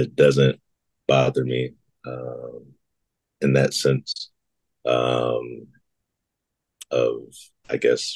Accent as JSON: {"language": "English", "town": "Gary", "region": "Indiana", "country": "United States", "tie": "born or raised there", "also_born_or_lived": "Schaumburg, Illinois / Mississippi / Dallas", "said": "from third grade to graduation, I was in Northwest Indiana"}